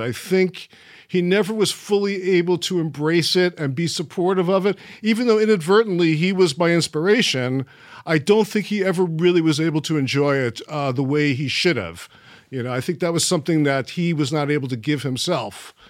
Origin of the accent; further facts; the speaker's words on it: New York City, New York, United States; moved away; also born or lived in Florida; I stayed in Coney Island, Brighton Beach. I was in Trump Village yep. which was on the uh, like split the difference between Brighton Beach on the one side and Coney Island on the other. And that's pretty much where I grew up